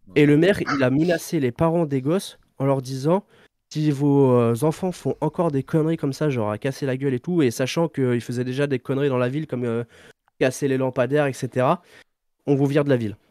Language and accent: French; Deux-Sèvres, Nouvelle-Aquitaine, France